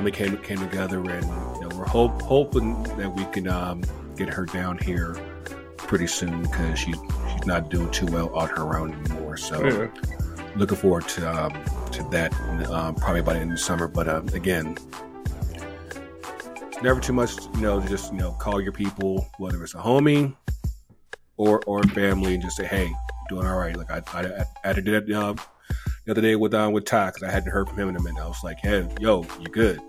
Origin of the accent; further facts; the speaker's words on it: Kinston, North Carolina, United States; moved away; also born or lived in Richmond, Virginia; I was also down in North Carolina, my hometown, Kinston, North Carolina, for my family reunion